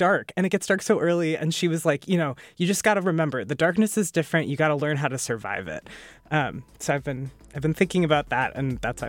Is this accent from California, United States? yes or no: no; Chicago, Illinois, United States; moved away as an adult; now in New Hampshire, United States; I grew up in Chicago. I've been known to take a polar plunge once in a while. But I'm much less cool with the dark. So I moved to New Hampshire about a year ago.